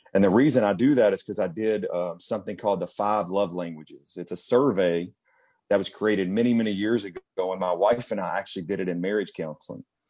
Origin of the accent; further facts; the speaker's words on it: Cynthiana, Kentucky, United States; moved away; I grew up in a small town just outside of Lexington, Kentucky, called Cynthiana